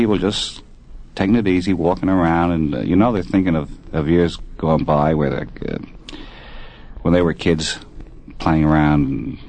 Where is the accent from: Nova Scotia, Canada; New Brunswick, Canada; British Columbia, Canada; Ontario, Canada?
New Brunswick, Canada; Saint John; moved away; Well, I was born in Canada. Whereabouts? In St. John, New Brunswick.